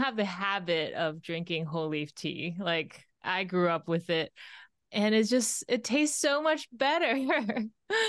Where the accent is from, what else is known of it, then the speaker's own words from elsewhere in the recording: China; moved away; I grew up with that in China